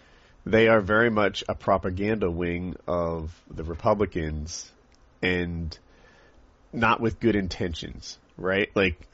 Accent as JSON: {"language": "English", "country": "United States", "accent": "generic American", "said": "By and large, I feel like my accent is sort of that, like, a generic American accent."}